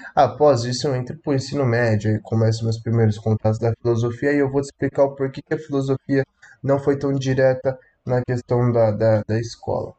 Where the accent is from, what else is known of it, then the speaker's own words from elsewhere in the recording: Paulínia, São Paulo, Brazil; Eu sou aqui do interior de São Paulo, é, Paulínia, cidade pequena. Nasci e me criei no fundo da casa da minha avó